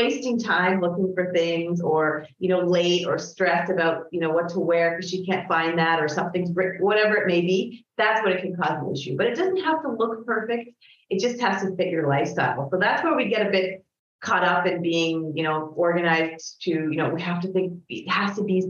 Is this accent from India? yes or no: no; Canada; I'm Canadian